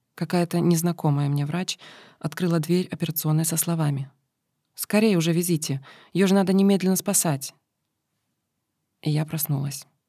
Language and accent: Russian; Ukraine; я с Украины